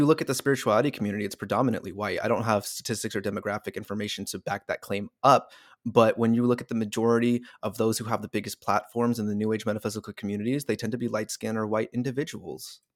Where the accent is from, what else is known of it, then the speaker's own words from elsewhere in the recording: California, United States; our own state of California